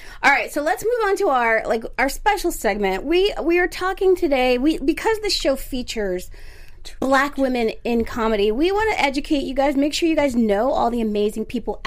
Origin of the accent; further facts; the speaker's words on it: Philadelphia area, New Jersey, United States; now in Los Angeles, United States; I'm from the East Coast. I'm from South Jersey, Philadelphia area